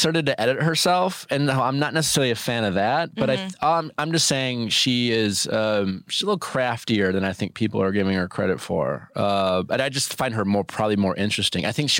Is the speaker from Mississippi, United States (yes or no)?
no; Milwaukee, Wisconsin, United States; My friends I grew up with in Milwaukee